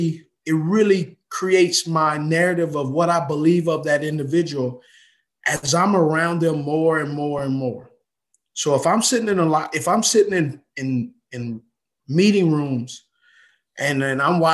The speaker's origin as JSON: {"language": "English", "region": "West Coast", "country": "United States", "tie": "born or raised there", "said": "And so I grew up in the West Coast, and I grew up in a place where you had to dissect, process"}